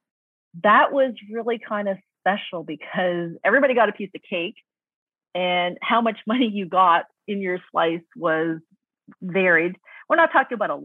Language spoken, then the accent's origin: English; Toronto, Ontario, Canada; especially in Toronto where I grew up